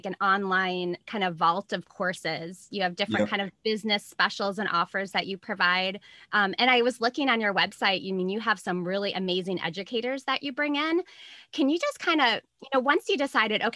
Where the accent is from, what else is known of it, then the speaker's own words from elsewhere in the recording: Minnesota, United States; now in Arizona, United States; I'm from Minnesota, but I've been here about 25 years.